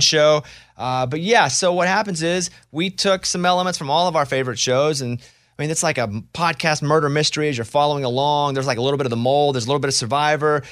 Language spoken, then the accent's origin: English; Arkansas, United States; I'm from Arkansas